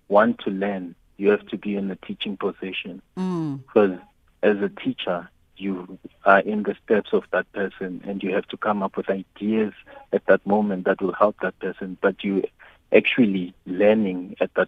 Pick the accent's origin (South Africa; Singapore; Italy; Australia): South Africa; growing up in Davidson